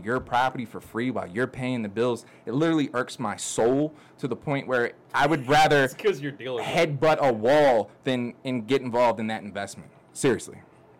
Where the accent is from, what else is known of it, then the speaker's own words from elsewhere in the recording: Baltimore, Maryland, United States; I'm from Baltimore.